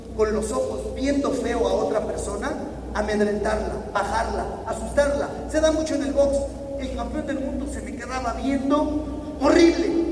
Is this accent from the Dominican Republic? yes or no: no; Mexico; me había preparado y trabajado en mi país